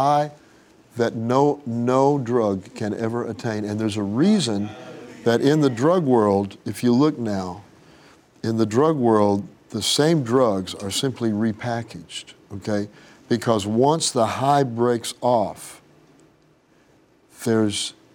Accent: Tulsa, Oklahoma, United States; But I grew up in Tulsa

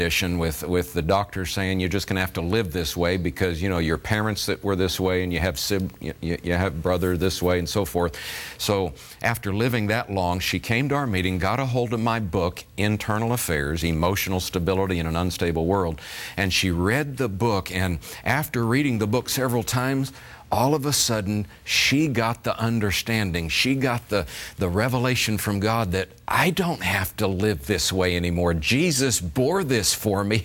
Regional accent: Florida, United States; I was raised in Florida picking fruit as my first job at 15 years of age

